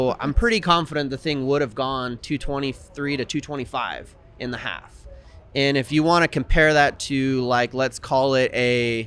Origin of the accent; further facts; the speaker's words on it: Dominican Republic; now in Northwest, United States; I grew up in the Dominican Republic